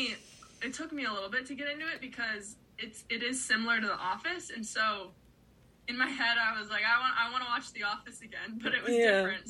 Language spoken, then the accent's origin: English; United States; I grew up on Lake Erie, so I've always loved, my family had a boat growing up, so I've always loved being on the water.